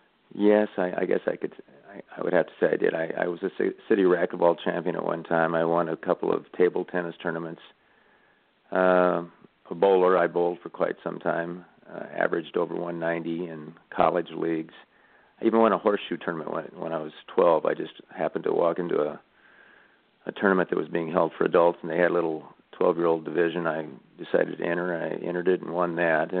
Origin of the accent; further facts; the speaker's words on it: Burlington, Iowa, United States; I'm from Iowa, by the way, southeast Iowa. Burlington is the town I'm from. And at that time, we lived in a little, not really a suburb, but a town kind of connected to Burlington, West Burlington, Iowa.